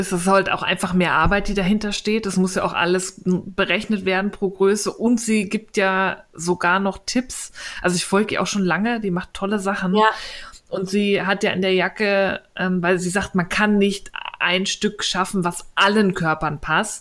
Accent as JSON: {"language": "German", "region": "Berlin", "country": "Germany", "said": "als Berliner"}